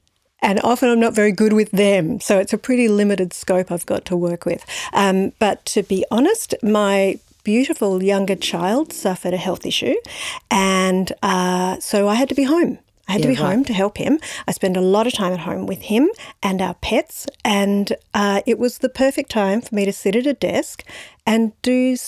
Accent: San Francisco, California, United States; born there; I was born in San Francisco.

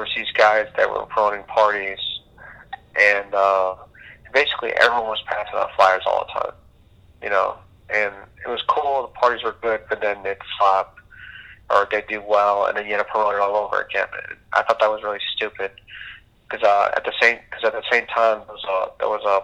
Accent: Curaçao; moved away; also born or lived in Boca Raton, Florida, United States; I'm from the Caribbean, which even people might not know now, from an island called Curacao. And I basically moved to the States, moved to Boca Raton

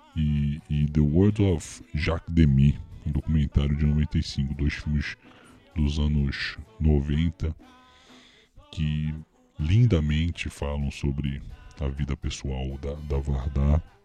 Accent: Rio de Janeiro, Brazil; eu que sou carioca

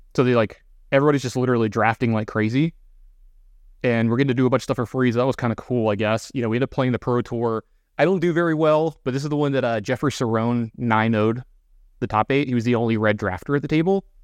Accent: Baton Rouge, Louisiana, United States; I'm from Baton Louisiana

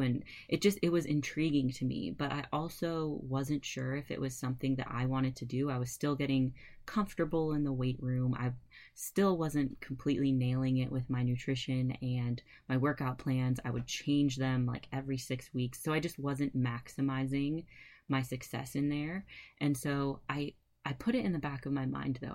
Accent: California, United States; moved away as an adult; also born or lived in Fort Collins, Colorado; I was raised in California

